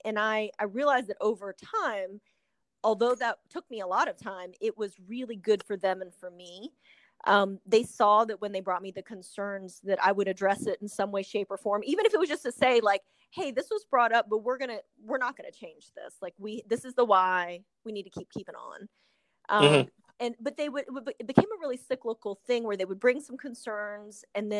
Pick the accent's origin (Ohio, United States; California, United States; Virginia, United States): Virginia, United States; Chesterfield; I'm from Chesterfield, obviously, and you know, you do lots of internships and visit different schools and things like that.